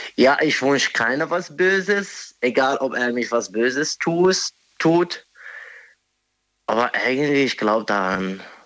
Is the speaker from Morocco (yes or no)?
yes; Morocco; German is a second language; moved away as an adult; now in Germany; ich bin ursprünglich aus Marokko. Mhm. Ich bin nur seit circa drei Jahren hier in Deutschland